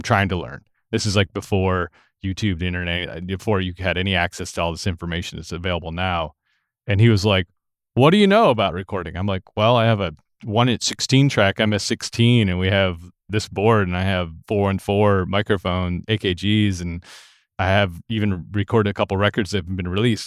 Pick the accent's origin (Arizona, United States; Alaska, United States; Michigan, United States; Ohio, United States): Michigan, United States; Lansing; moved away as an adult; now in Nashville, United States; I grew up in Lansing, Michigan, which is the capital city of the state of Michigan